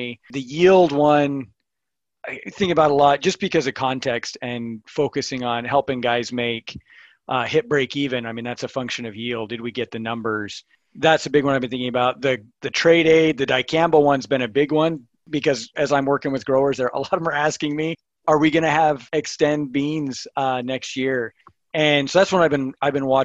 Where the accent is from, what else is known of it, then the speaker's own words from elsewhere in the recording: Missouri, United States; now in Kearney, United States; I'm actually from Missouri, but live here in central Nebraska, Kearney.